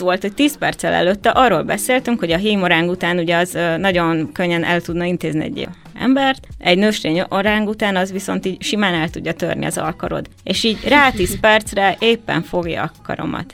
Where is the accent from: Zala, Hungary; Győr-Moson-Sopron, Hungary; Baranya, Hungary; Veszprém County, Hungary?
Zala, Hungary; Zalaegerszeg; én Zalaegerszegi vagyok